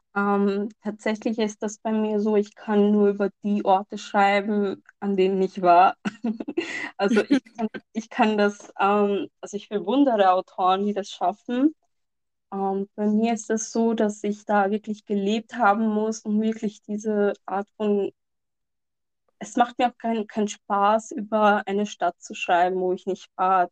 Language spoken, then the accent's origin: German; Lahore, Punjab, Pakistan; von dem Ort stammt, wo ich herstamme, mhm. also aus Lahore